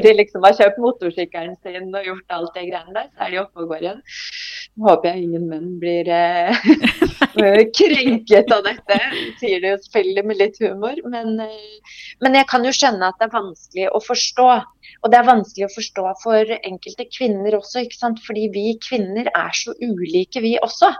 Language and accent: Norwegian; Skien, Telemark, Norway; jeg kommer opprinnelig fra Skien. Eh, født og oppvokst der.